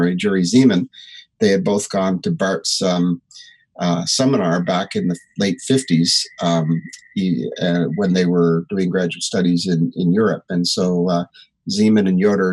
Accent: New Brunswick, Canada; also born or lived in Moncton, New Brunswick / Stephenville, Newfoundland / Toronto; I was born in New Brunswick, Canada, Moncton, New Brunswick. And when I was five, my father moved to Stephenville, Newfoundland

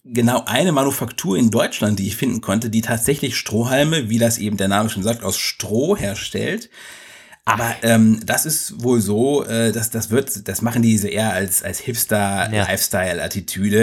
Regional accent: Egypt; now in Germany; Bei uns in Ägypten

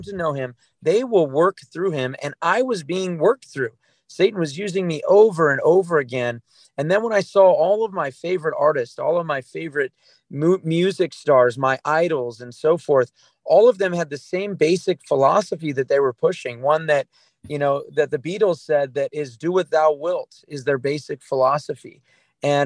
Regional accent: Southern California, United States; I grew up in America. I grew up in Southern California

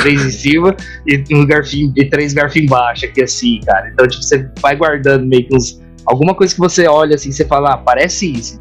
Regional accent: Brazil; now in Japan; Vindo diretamente do Japão, mais um brasileiro fazendo review

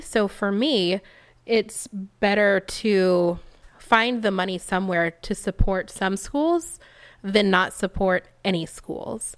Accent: Texas, United States; moved away as an adult; now in California, United States; I come from Texas

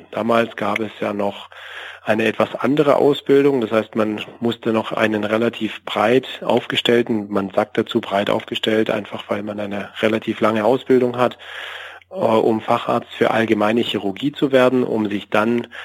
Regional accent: Stuttgart, Baden-Württemberg, Germany; weil ja schon immer mein Wunsch auch im süddeutschen Raum als Stuttgarter erst recht so in der Nähe bleiben zu können

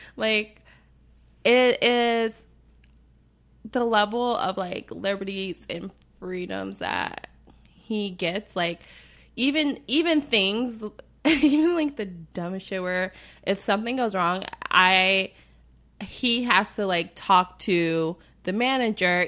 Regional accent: United States; being raised as an American

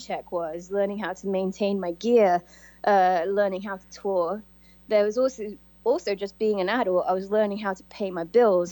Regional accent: Coventry, West Midlands, United Kingdom; moved away as an adult; I came from Coventry, England

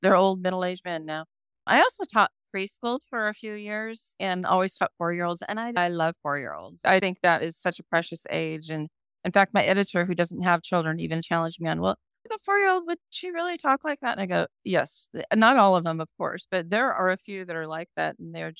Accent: San Francisco, California, United States; San Francisco is actually my hometown, birth town, and I've had a fondness for it.

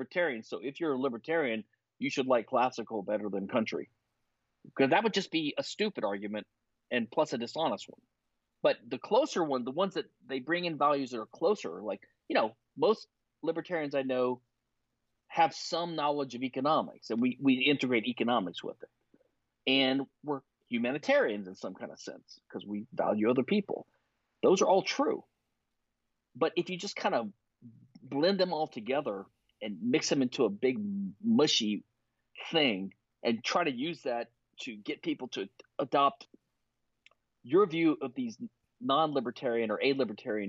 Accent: Louisiana, United States; moved away; also born or lived in Philadelphia; I was from Louisiana

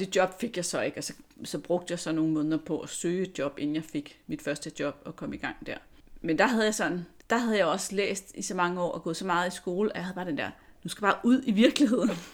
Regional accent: Lyngby, Capital Region of Denmark, Denmark; also born or lived in Virum; jeg kommer fra Lyngby, lidt nord for København

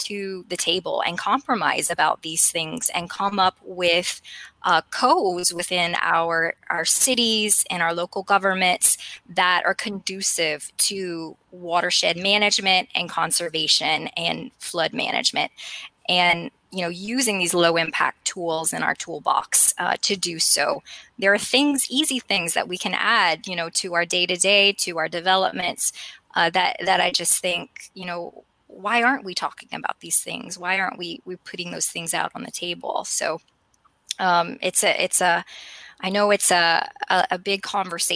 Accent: Kaplan, Louisiana, United States; moved away as an adult; now in Lafayette, United States; Growing up, I was a tomboy from Kaplan

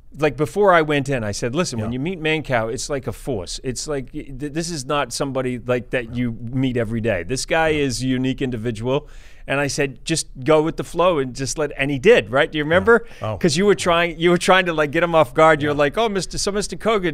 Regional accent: New Zealand; now in United States; I'm from New Zealand. I love New Zealand, but the opportunities are much better here for what I do in America.

